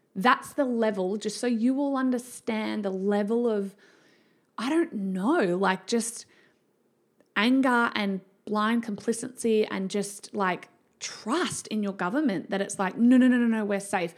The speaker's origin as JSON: {"language": "English", "region": "Victoria", "country": "Australia", "tie": "born or raised there", "also_born_or_lived": "Canberra / Western Australia", "moved": "yes", "said": "I was raised in Victoria"}